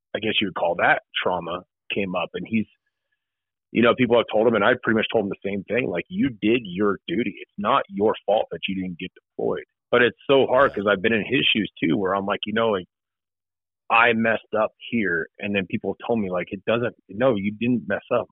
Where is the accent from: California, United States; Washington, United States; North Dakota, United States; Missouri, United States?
California, United States; Southern; moved away as an adult; now in Ohio, United States; I'm originally from Southern California